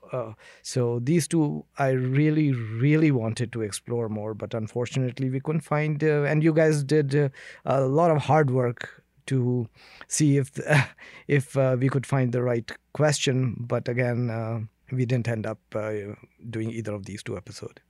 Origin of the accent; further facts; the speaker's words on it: India; now in Canada; I come from India where human rights violation is, uh, daily occurrence